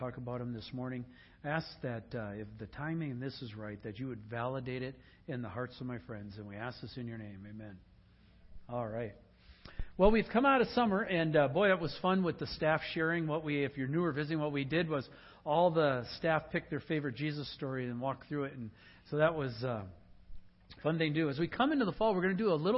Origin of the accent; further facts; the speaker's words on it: Sugar Bush, Wisconsin, United States; moved away; also born or lived in Luxemburg, Wisconsin; Ken and I grew up in Sugar Bush, Wisconsin together